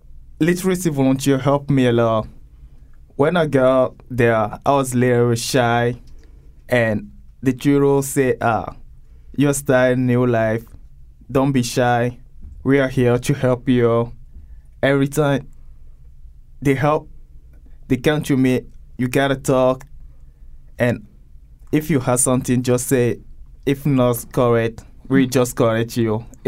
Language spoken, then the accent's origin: English; Togo; English is a second language; moved away as an adult; now in Connecticut, United States